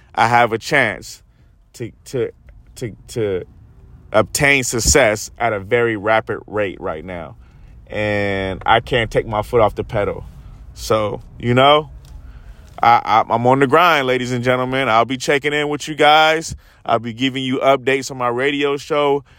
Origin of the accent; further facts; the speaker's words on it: United States; we as Americans